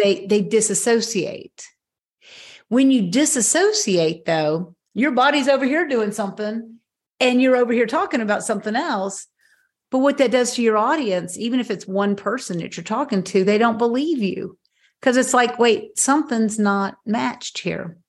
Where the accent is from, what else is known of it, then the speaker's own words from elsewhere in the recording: Knoxville, Tennessee, United States; moved away as an adult; also born or lived in South Carolina; I moved back to my hometown of Knoxville, Tennessee